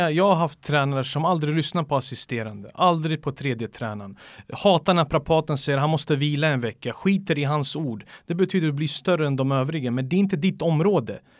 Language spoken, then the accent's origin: Swedish; Manchester, North West England, United Kingdom; now in Sweden; när jag växte upp i Manchester